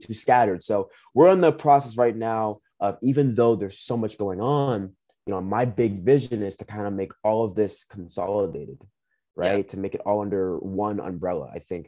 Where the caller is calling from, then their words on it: Minnesota, United States; And right now, currently, I'm calling you from Minnesota.